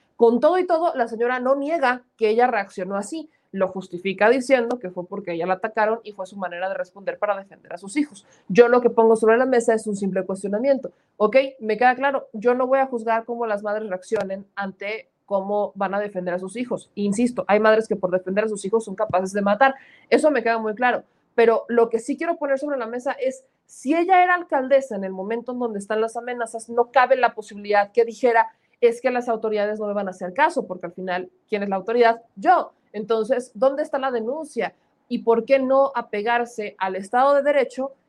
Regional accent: Puebla, Mexico; un paisano mío, un poblano

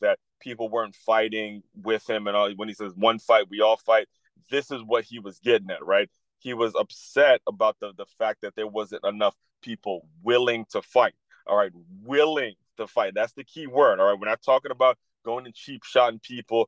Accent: Silver Spring, Maryland, United States; my hometown of Silver Spring, Maryland

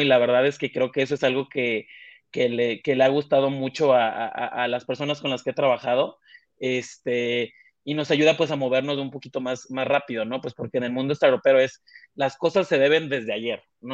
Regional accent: Mexico; moved away as an adult; now in Mexico City, Mexico; mexicano, ¿no? De hecho, yo ahorita justo estoy en la Ciudad de México, yo no nací aquí en la Ciudad de México, yo vengo de, un pueblito costero

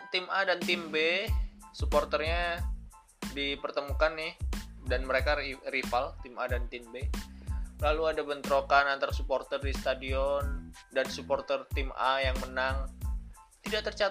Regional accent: Surabaya, East Java, Indonesia; aku dari Surabaya sih jadi jadi uh, kurang kurang bisa mengetahui situasi yang ada di di sana

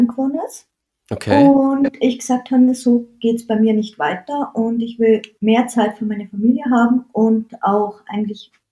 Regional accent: Landeck, Tyrol, Austria; Jawohl, also ich bin aus Tirol, genau

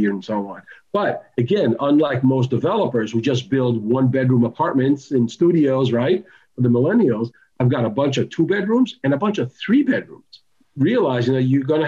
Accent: United States; also born or lived in Tel Aviv, Israel; we emigrated to the United States when I was 10 years old and grew up over here

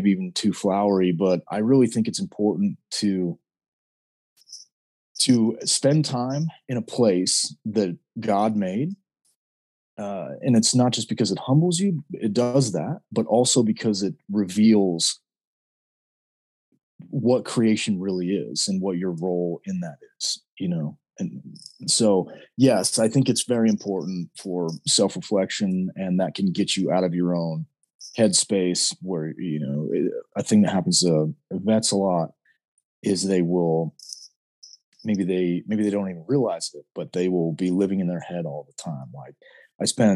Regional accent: Southern Utah, United States; now in Idaho, United States; we live in Idaho now, but I am from Southern Utah.

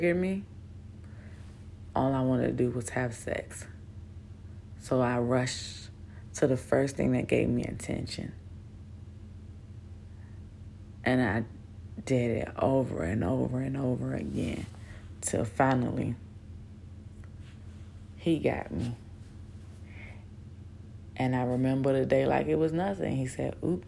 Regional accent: Newport News, Virginia, United States; moved away as an adult; now in Bahrain; I grew up in Newport News, Virginia

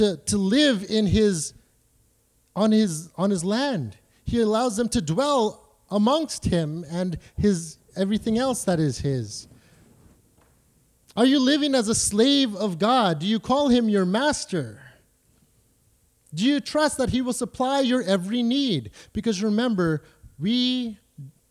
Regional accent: Canada; I'm a Canadian

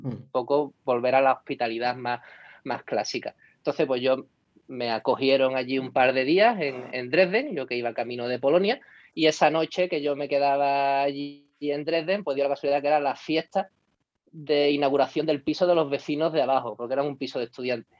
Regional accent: Cádiz, Andalusia, Spain; moved away; yo creo que soy un gaditano por el mundo.

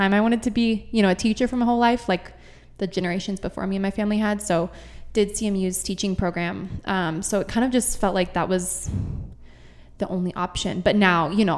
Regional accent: Grand Junction, Colorado, United States; grew up here in Grand Junction

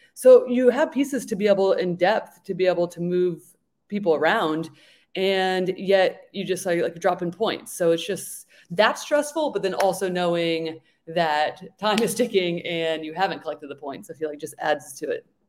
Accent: Philadelphia, Pennsylvania, United States; I'm from Philly

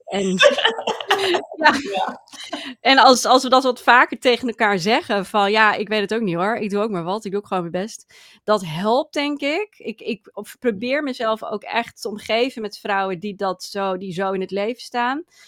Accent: Friesland, Netherlands; ik kom uit Friesland.

